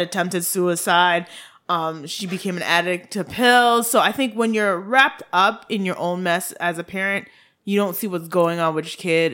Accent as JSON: {"language": "English", "country": "Haiti", "accent": "Haitian", "said": "my Haitian accent"}